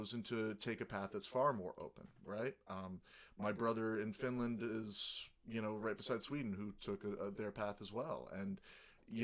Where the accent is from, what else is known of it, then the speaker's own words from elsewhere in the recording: Canada; As a Canadian